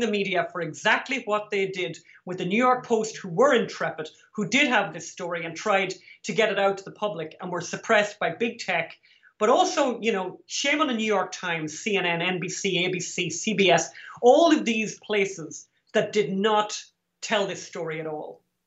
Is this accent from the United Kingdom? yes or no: no; Ireland; We're from Ireland